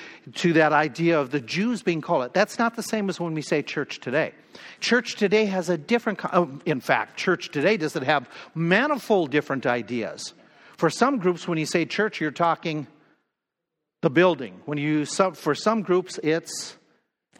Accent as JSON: {"language": "English", "region": "Minnesota", "country": "United States", "tie": "born or raised there", "said": "When we were growing up in Minnesota"}